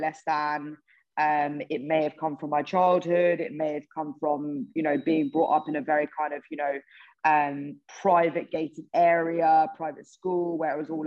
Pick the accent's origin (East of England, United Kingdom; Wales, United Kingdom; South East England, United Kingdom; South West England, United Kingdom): East of England, United Kingdom; Hertfordshire, North London area; I'm from Hertfordshire, North London, really area